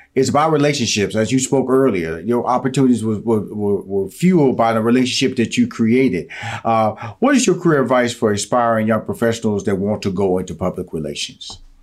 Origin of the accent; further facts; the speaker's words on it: Houston, Texas, United States; I grew up in Houston, Texas, so Texas Southern University, uh, Third Ward